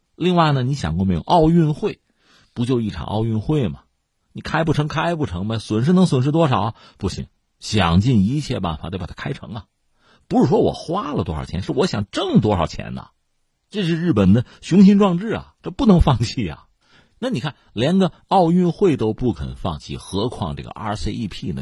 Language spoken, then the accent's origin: Chinese; China; 这我们中国人很熟这套东西嘛